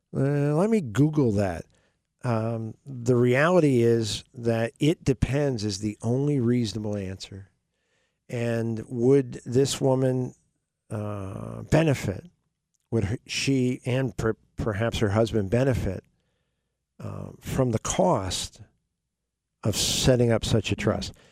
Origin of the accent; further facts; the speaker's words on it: the Poconos, Pennsylvania, United States; in my high school, when I grew up in the Poconos, um, Pocono Hills